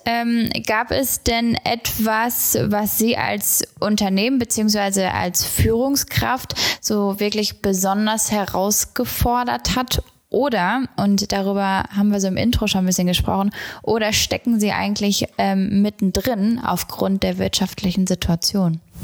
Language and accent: German; Gelsenkirchen, North Rhine-Westphalia, Germany; ich komme aus Gelsenkirchen